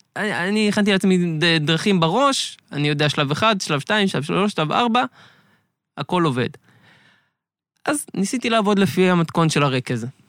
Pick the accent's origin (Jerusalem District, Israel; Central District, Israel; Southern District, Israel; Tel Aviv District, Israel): Central District, Israel; Beit Yitzhak; נולדתי, גדלתי במושב בית יצחק בשרון